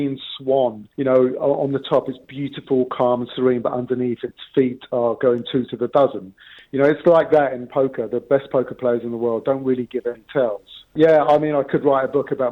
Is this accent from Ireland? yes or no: no; England, United Kingdom; my parents are from Naples. They came over in the 50s. So we were born and brought up in England